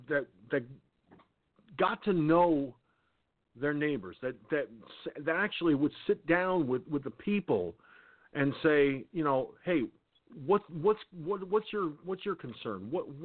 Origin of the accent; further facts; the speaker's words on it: Peekskill, New York, United States; growing up in Peekskill, New York, my hometown